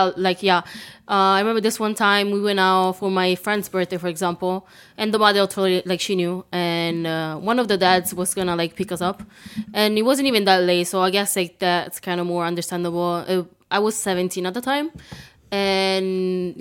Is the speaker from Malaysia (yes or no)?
no; Italy; English is a second language; now in United States; I grew up in Italy